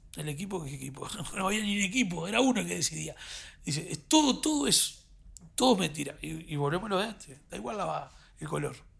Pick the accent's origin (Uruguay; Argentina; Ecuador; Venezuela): Uruguay; moved away as an adult; now in Madrid, Spain; somos uruguayos